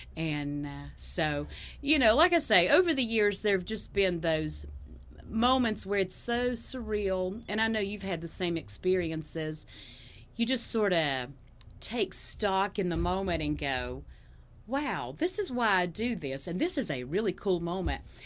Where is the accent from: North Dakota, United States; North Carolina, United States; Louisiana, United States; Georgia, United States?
North Carolina, United States; Ashe County; I grew up in Ashe County, which is the very northwest corner of North Carolina